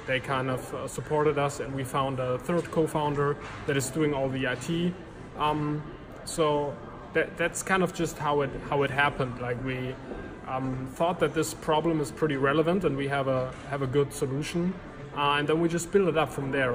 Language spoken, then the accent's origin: English; near Cologne, North Rhine-Westphalia, Germany; I grew up uh, in, in Germany, pretty close